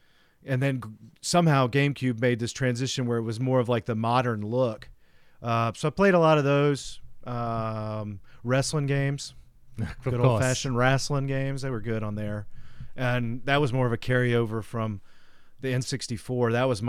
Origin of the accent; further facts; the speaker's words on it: Tennessee, United States; See, that's like, so where I grew up in outside of Nashville, Tennessee, is where like all the people that ran that company were from.